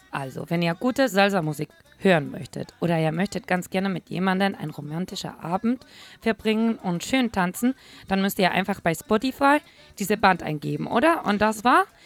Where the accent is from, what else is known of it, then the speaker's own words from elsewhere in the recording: Madrid, Community of Madrid, Spain; German is a second language; moved away as an adult; now in Hamburg, Germany; eine temperamentvolle Spanierin, die in Madrid geboren ist